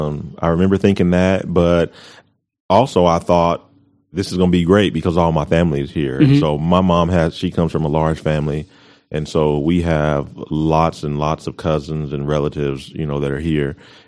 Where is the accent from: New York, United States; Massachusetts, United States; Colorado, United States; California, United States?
Colorado, United States; Colorado Springs; now in Amarillo, United States; And when I was born, we were stationed at Fort Carson, in Colorado Springs. And so that's where I was born, grew up